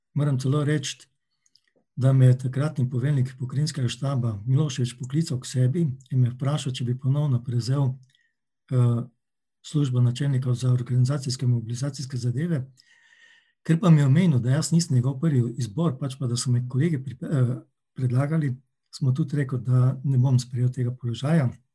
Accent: Maribor, Drava, Slovenia; Rojen sem pa v Mariboru in Mariborčana se počutim vedno in skos, tudi Slovenca

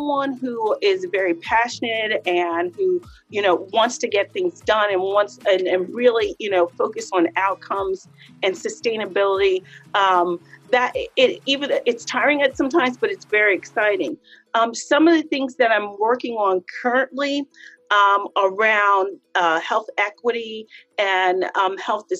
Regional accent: Harrisburg, Pennsylvania, United States; I was born and raised in Harrisburg

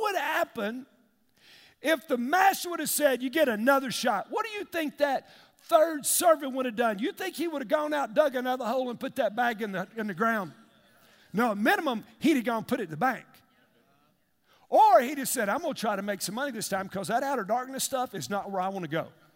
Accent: United States; I grew up in East Lake.

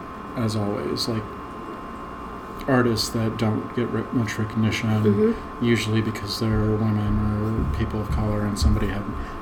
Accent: United States

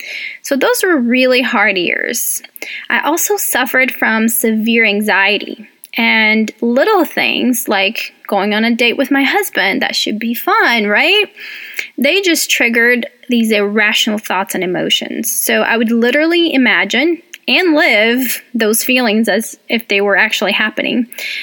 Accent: Brazil; English is a second language; now in United States; welcome. I'm originally from Brazil, but I have lived in the U.S. longer than I have in Brazil. So I've been here for about 18 years

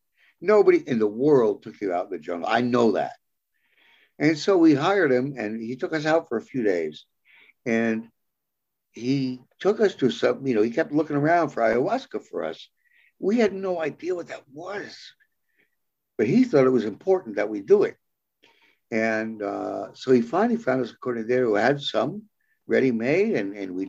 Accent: New York City, New York, United States; I was from New York City.

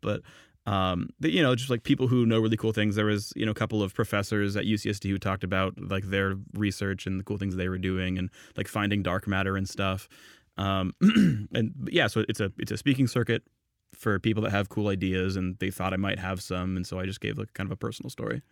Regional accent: San Jose, California, United States; I'm from Northern California, from San Jose.

